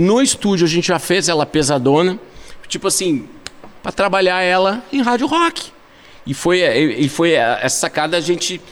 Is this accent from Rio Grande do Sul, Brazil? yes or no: yes; Tramandaí, Rio Grande do Sul, Brazil; a gente é de Tramanda